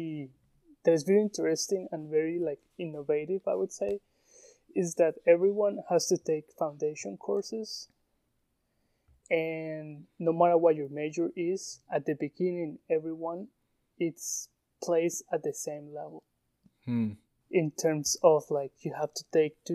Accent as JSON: {"language": "English", "country": "Colombia", "second_language": "English", "moved": "as an adult", "lives_now": "United States", "said": "I'm a shoemaker from Colombia"}